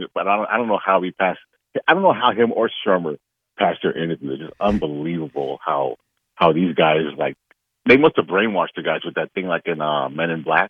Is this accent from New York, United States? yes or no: yes; New York, United States; I'm a New Yorker, but I was born here.